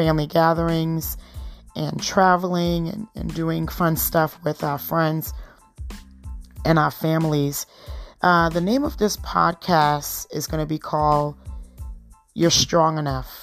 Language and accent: English; Trinidad & Tobago; moved away; I was born in Trinidad. My husband was born here